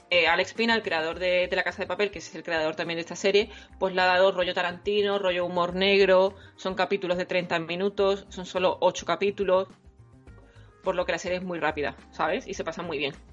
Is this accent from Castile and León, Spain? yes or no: no; Andalusia, Spain; accent: Andalusian